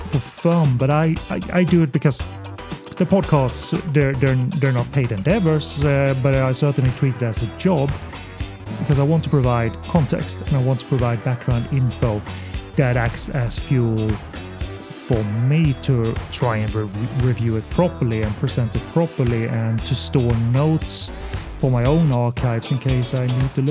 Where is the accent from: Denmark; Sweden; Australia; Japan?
Sweden; English is a second language; I'm from Sweden, so excuse the accent